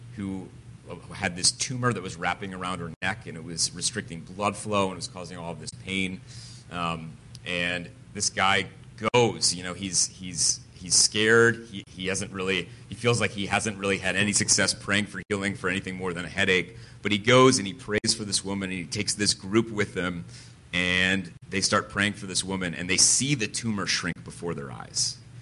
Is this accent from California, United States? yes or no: no; Connecticut, United States; I'm from Connecticut. I'm a New Englander.